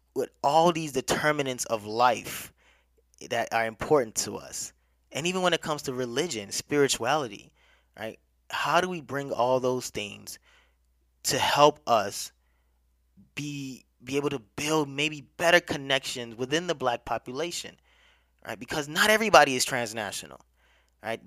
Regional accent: Nigeria; now in United States; Nigeria is my home country

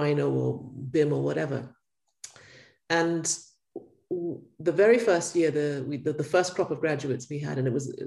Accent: Ghana; I grew up in Ghana

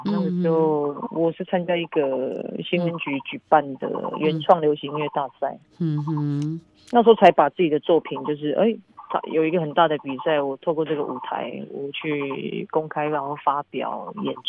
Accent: Taiwan; first language Paiwan; Chinese is a second language; 对，就是我的母语的创作。

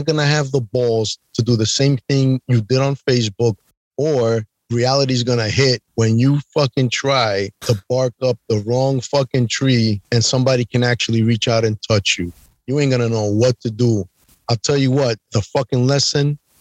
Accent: New York, United States; I'm from New York

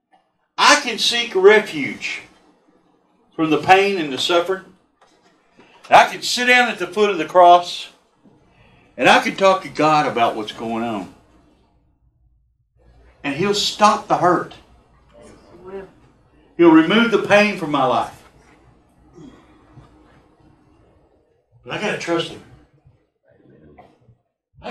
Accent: Texas, United States; I'm from Texas

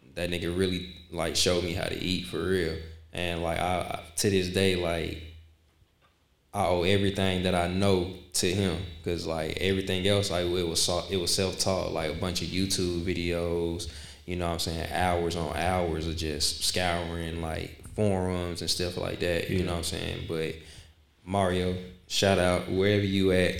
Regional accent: Decatur, United States; from Decatur, um, born and raised.

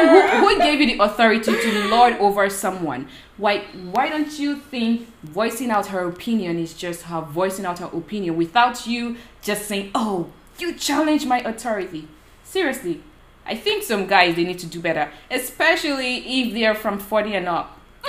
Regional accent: Nigeria; men sometimes abuse the woman physically, but because we're from Nigeria

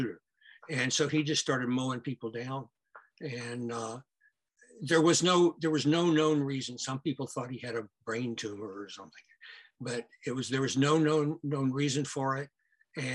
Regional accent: Houston, Texas, United States; Houston's my hometown

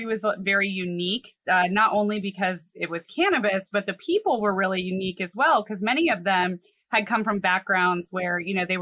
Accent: Colorado, United States; I grew up in Colorado

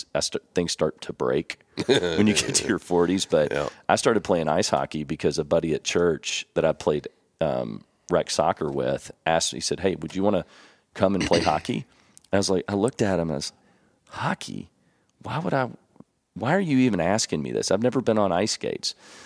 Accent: San Antonio, Texas, United States; born there; I was born in Texas at Lackland Air Force Base in San Antonio. And I had a lot of family in Houston and Dallas.

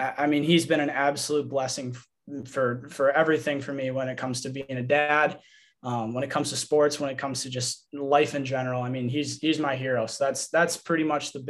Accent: Verona, Wisconsin, United States; I'm from Verona, Wisconsin. I went to Verona High School

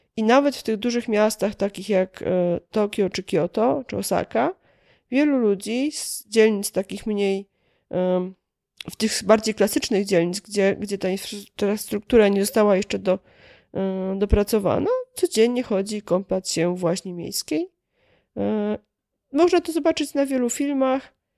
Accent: Kielce, Świętokrzyskie Voivodeship, Poland; ja akurat pochodzę z Kielc

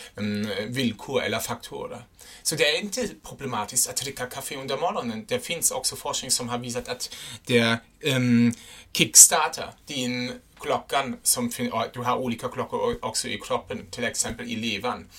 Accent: Germany; first language German; Swedish is a second language; now in Sweden; jag är en tysk

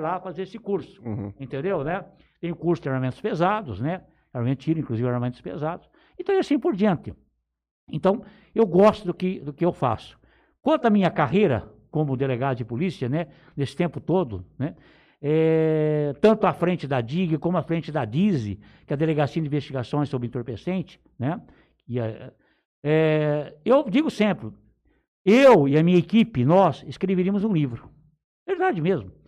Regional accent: Palmeira d'Oeste, São Paulo, Brazil; also born or lived in Olímpia; eu nasci na cidade de Olímpia, mas eu vim muito pequeno pra região de Palmeira do Oeste. Eu sou filho, praticamente, de me considero filho de Palmeira do Oeste

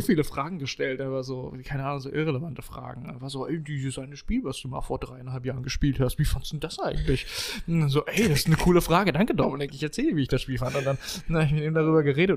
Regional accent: Bensheim, Hesse, Germany; Weststadthalle war immer der Austragungsort von, ähm, von, von Hallenturnieren bei uns in Bensheim

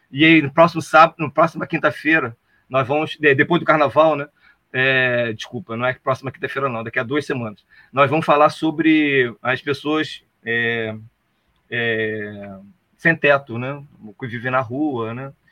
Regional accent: São Gonçalo, Rio de Janeiro, Brazil; eu sou de São Gonçalo

